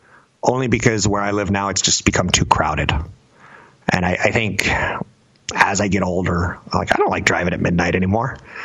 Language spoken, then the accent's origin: English; Florida, United States; You know, the image that I grew up with in Florida